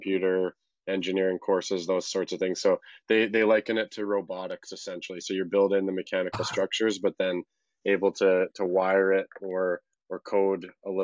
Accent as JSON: {"language": "English", "town": "Calgary", "region": "Alberta", "country": "Canada", "also_born_or_lived": "Vancouver / Toronto", "moved": "as an adult", "said": "originally from Calgary, and moved to Vancouver for school, for university"}